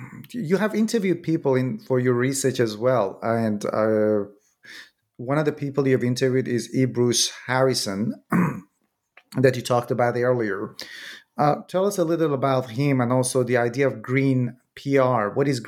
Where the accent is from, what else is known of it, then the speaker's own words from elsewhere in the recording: Iran; I'm originally from Iran myself